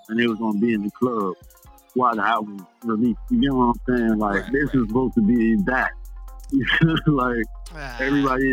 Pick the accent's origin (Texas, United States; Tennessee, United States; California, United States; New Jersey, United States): New Jersey, United States; the club in Jersey in my hometown